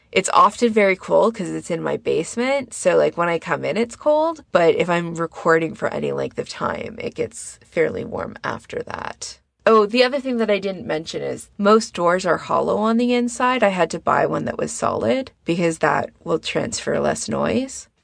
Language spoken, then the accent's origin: English; Canada; me being a Canadian